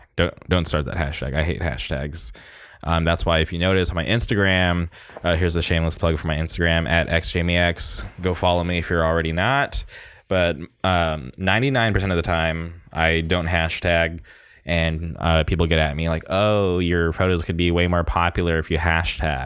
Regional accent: Orange County, California, United States; my hometown. uh, Orange County forever

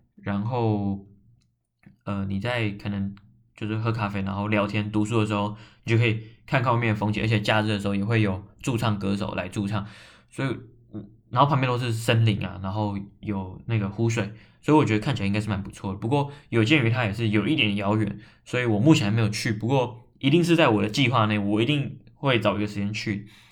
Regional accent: Taiwan; 是个台湾人

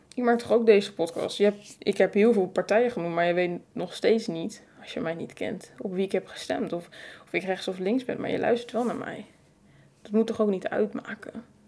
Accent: Netherlands; als Nederlanders

